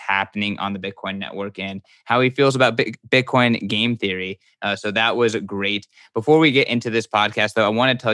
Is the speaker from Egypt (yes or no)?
yes; Egypt; I am sitting across the stream from a fellow Egyptian